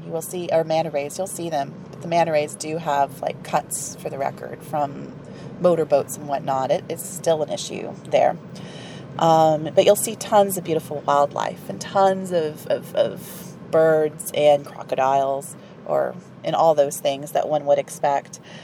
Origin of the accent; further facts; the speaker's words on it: Appalachia, United States; also born or lived in East Tennessee; I'm from Appalachia.